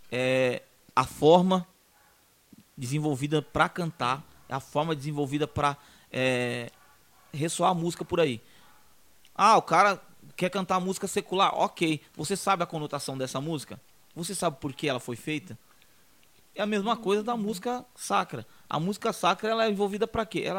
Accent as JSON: {"language": "Portuguese", "region": "Minas Gerais", "country": "Brazil", "lives_now": "São Paulo, Brazil", "said": "eu vim de São, vim de Minas para São Paulo já conhecendo o evangelho."}